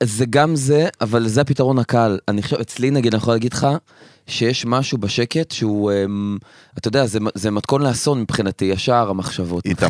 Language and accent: Hebrew; Afula, Northern District, Israel; moved away as an adult; now in Tel Aviv, Israel; אני במקור מעפולה. ואני כרגע גר בתל אביב